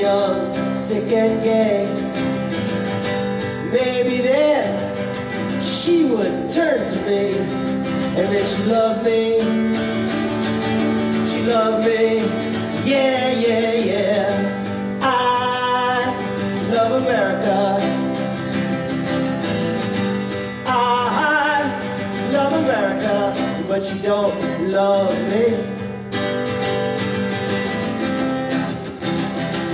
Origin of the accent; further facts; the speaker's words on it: New York City, New York, United States; now in Edinburgh, United Kingdom; I live here now in Edinburgh. I'm from New York City